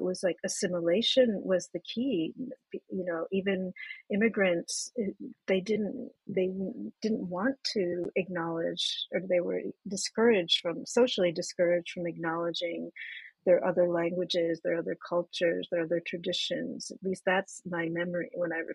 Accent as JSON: {"language": "English", "country": "United States", "tie": "born or raised there", "said": "growing up in the United States, I was in a very firmly monolingual society"}